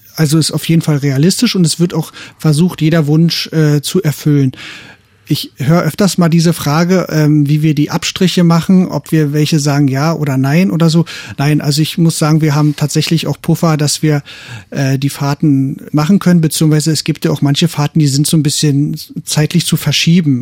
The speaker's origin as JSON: {"language": "German", "region": "East Germany", "country": "Germany", "said": "wir sind aus dem Osten"}